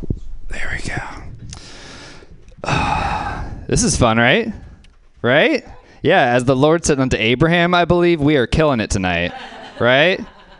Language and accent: English; Louisiana, United States; So something else I liked about growing up in Louisiana being named … is you have a lot of company.